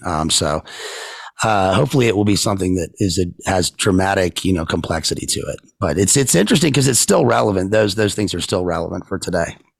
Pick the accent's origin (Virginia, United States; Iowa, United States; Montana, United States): Virginia, United States; Richmond; I'm from Richmond